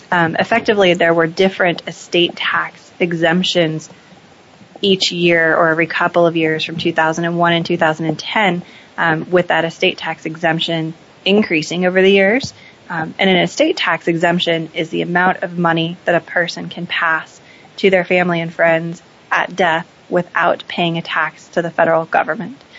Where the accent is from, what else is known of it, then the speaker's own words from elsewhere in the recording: Seattle, Washington, United States; Sure. I grew up in Seattle. I'm a local from here